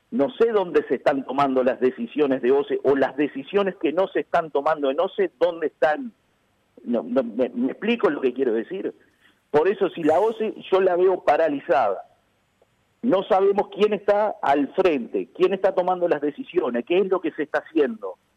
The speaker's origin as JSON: {"language": "Spanish", "region": "Canelones", "country": "Uruguay", "said": "soy del departamento de Canelones"}